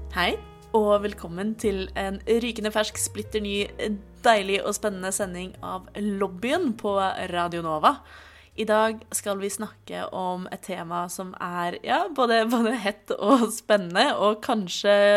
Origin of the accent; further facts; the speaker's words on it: Oslo, Norway; født og oppvokst i Oslo.